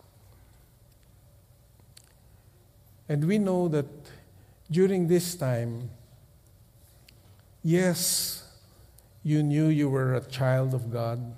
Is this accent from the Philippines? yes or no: yes; Philippines; We come from the Philippines